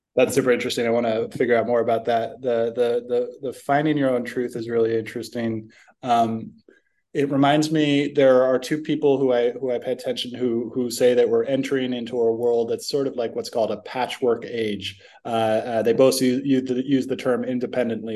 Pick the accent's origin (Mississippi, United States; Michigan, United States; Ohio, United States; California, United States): California, United States; San Francisco; growing up in San Francisco